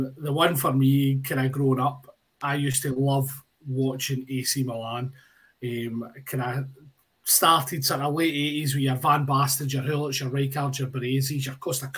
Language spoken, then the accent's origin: English; Scotland, United Kingdom; I'm Scottish